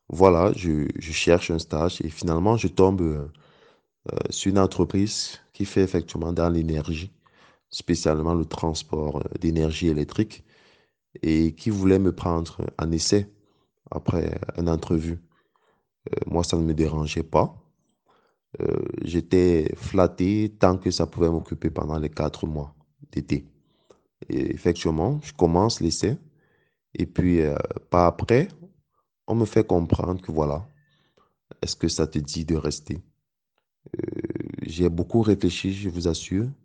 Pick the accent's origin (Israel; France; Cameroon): Cameroon; Parce que c'est une opportunité qui se présentait à moi dans mon domaine, dans mon pays d'origine, avec un impact réel sur le développement et l'amélioration des vies des Camerounais en fait.